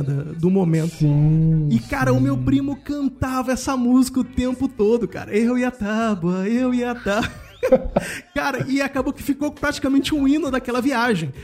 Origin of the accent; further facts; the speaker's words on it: Rio de Janeiro, Brazil; moved away as an adult; now in Germany; eu venho de Cordovil, né, com muito orgulho, uhum. eu falo isso sempre, e morando no subúrbio carioca